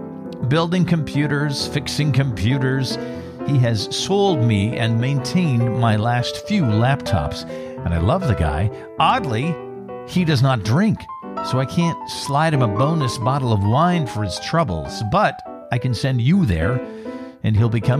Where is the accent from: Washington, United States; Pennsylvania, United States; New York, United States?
Washington, United States; Bremerton; moved away; I traveled back to my hometown of Bremerton, Washington, and attended my 40th high school reunion.